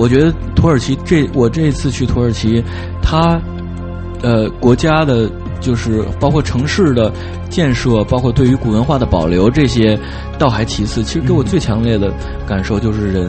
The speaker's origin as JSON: {"language": "Chinese", "region": "Beijing", "country": "China", "tie": "born or raised there", "said": "就是因为我是在地的北京人，"}